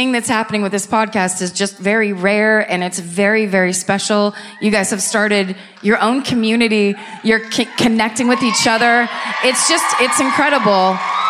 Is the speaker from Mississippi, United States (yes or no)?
no; New Bedford, Massachusetts, United States; New Bedford.